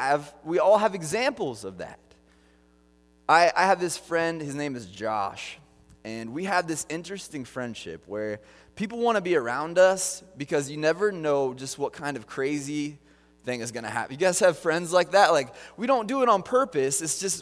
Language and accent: English; Kansas City, Missouri, United States; now in Ohio, United States; like Aaron said … I come from Kansas City, so I'm not from Ohio now. So you can, I'm a huge Chiefs fan.